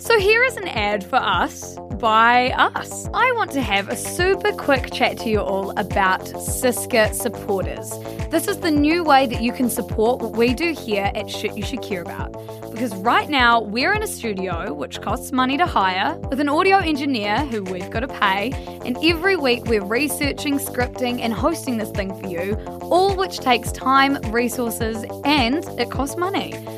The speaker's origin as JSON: {"language": "English", "region": "South Island", "country": "New Zealand", "tie": "born or raised there", "said": "We're from the South Island. We grew up calling it Fajoa, but everyone up in the North Island calls it Fajoa"}